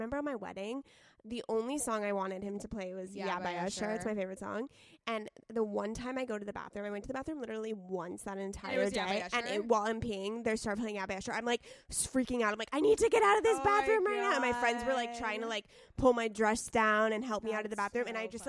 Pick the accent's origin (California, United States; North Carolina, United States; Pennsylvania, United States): California, United States; San Diego; I'm from San Diego.